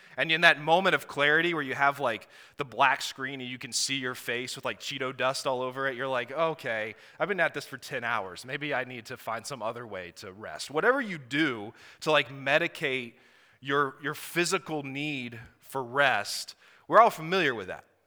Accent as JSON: {"language": "English", "town": "Blacksburg", "region": "Virginia", "country": "United States", "said": "we are from Blacksburg, Virginia. So if a y'all slips out, I'm sorry."}